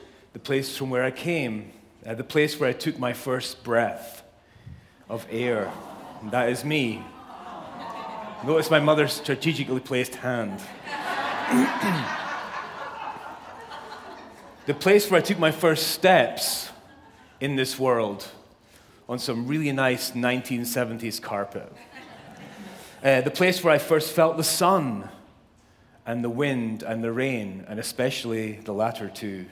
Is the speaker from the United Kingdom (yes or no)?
yes; Scotland, United Kingdom; now in Southern California, United States; I was born and raised in Scotland, as most of you know, the best place on earth.